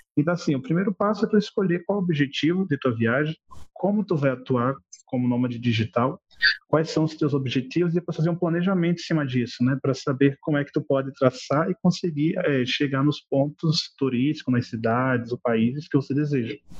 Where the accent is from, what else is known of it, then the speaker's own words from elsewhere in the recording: Olinda, Pernambuco, Brazil; moved away as an adult; also born or lived in Natal, Rio Grande do Norte; Sou de Olinda, Pernambuco, natural, mas com os meus 18, 19 anos eu comecei a trabalhar em Natal, no Rio Grande do Norte